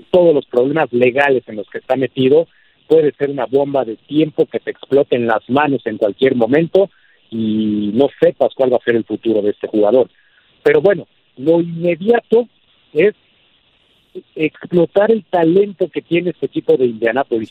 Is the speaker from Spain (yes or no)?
no; Mexico; nada nos haría más felices como mexicanos